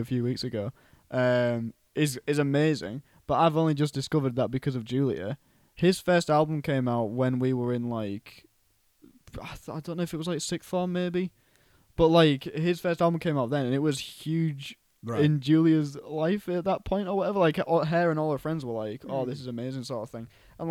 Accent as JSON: {"language": "English", "town": "Cottingham", "region": "Yorkshire and the Humber", "country": "United Kingdom", "tie": "born or raised there", "said": "there's a pub in my hometown called Tiger"}